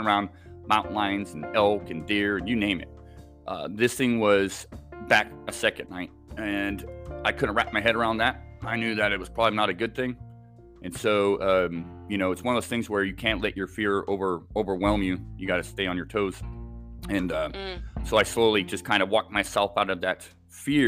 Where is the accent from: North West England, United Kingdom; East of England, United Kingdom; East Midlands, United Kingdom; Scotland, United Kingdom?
Scotland, United Kingdom; Islay; also born or lived in Southern California / Oregon; now in Washington State, United States; I was born in Scotland, actually. I lived on an island off the west coast of Scotland